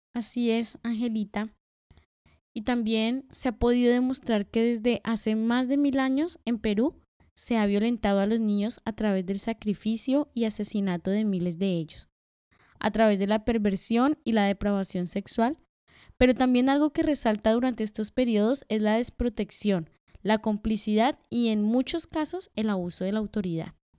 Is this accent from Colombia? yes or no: yes; Colombia; Nosotras como colombianas